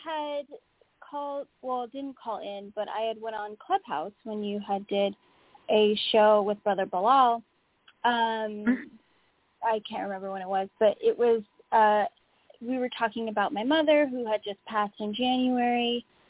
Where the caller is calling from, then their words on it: Oxnard, California, United States; I'm calling from Oxnard, California.